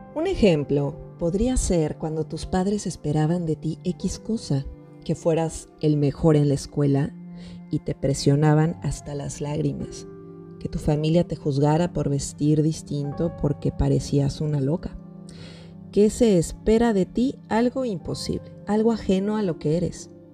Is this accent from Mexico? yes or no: yes; Mexico; psicóloga mexicana